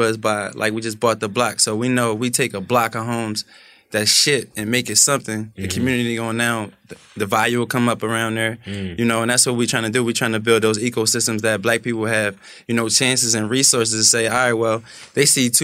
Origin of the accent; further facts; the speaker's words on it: Philadelphia, Pennsylvania, United States; moved away; I come from Philly. I come from the jungle